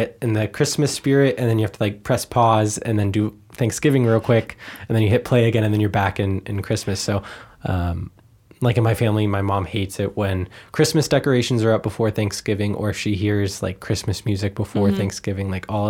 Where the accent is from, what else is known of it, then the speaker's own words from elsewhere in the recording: Ohio, United States; I'm from the Midwest. There may be different traditions depending on where you are in the United States. So just remember to keep that in mind, that my perspective is a Midwest Ohioan perspective.